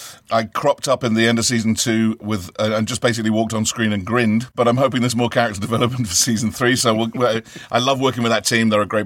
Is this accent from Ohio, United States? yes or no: yes; Ohio, United States; I'm actually from Ohio, and and so I just try to sound smarter, man.